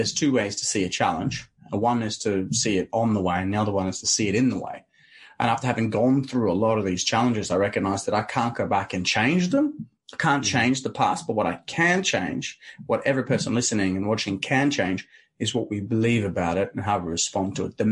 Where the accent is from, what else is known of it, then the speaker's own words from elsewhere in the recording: Arendal, Agder, Norway; English is a second language; I grew up in a tiny town called Arendale.